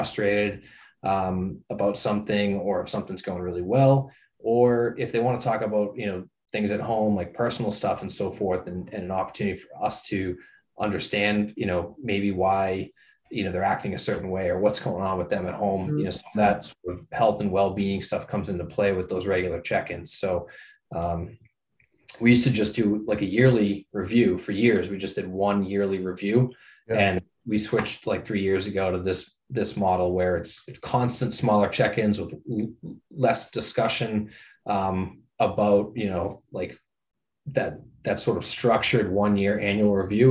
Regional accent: Norwood, Massachusetts, United States; also born or lived in Amherst, Massachusetts; I grew up in Norwood, not too far from Wrentham

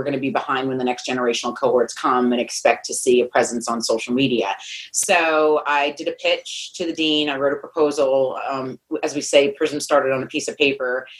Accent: New York, United States; I'm an Italian from New York as a pizza pie

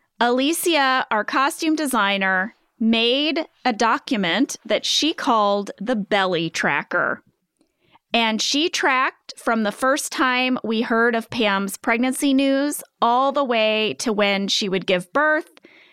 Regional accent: Pennsylvania, United States; I was born and raised in Northeast Pennsylvania.

